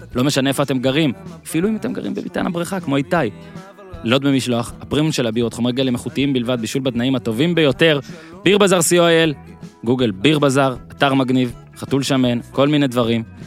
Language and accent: Hebrew; Northern Israel, Israel; אני בצפון, היה לנו רק ערוץ אחד